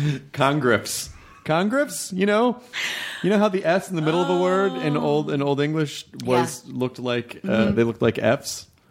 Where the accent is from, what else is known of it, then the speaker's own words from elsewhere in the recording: Tennessee, United States; moved away; also born or lived in Kentucky; Tennessee. I was born in Kentucky. I grew up in Tennessee.